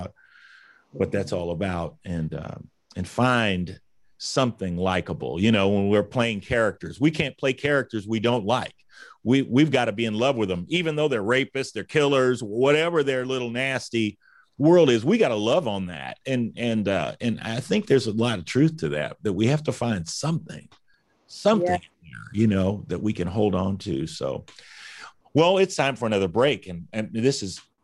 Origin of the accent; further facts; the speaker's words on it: United States; being an American